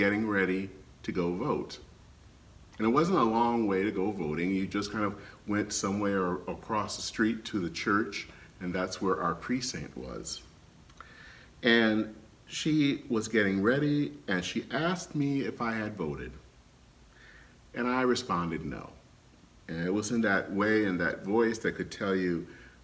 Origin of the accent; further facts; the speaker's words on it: Flint, Michigan, United States; moved away; Flint, Michigan, where I grew up